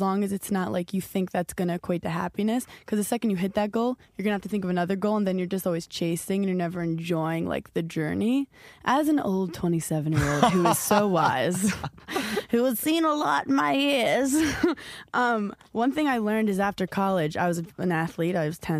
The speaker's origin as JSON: {"language": "English", "town": "New York City", "region": "New York", "country": "United States", "said": "Like, I'm from New York City, so I can't even... like fathom what that was like"}